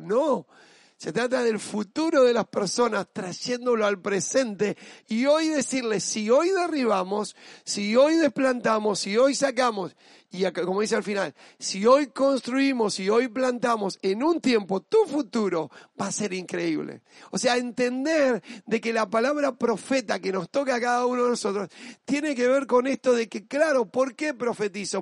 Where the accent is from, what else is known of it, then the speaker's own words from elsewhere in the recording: Argentina; Yo soy argentina, yo no solo me siento argentino, soy parte de mi país